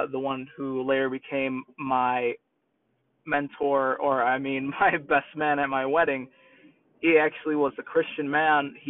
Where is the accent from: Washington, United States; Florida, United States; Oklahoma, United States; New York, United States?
New York, United States; accent: New York; moved away; my New York accent